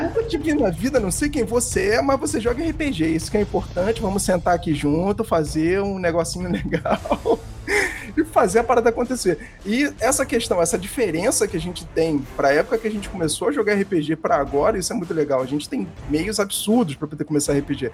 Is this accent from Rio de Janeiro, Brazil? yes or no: yes; Rio de Janeiro, Brazil; eu sou do Rio de Janeiro